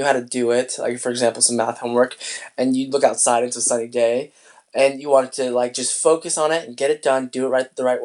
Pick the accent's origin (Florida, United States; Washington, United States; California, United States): Washington, United States; Spokane; moved away; I was in my hometown of Spokane, Washington